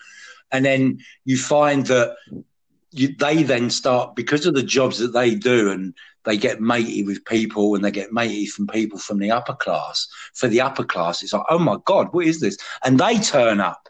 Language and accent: English; United Kingdom; our British actors